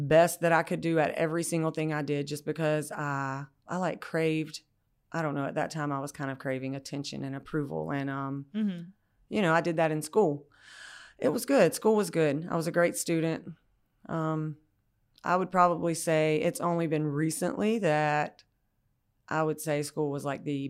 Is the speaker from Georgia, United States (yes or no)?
yes; Brooklet, Georgia, United States; now in Garden City, United States; I live in Garden City now. I grew up in Brooklet, Georgia, the Bullock-Bryan County. So kind of in the country, kind of different from where I am now.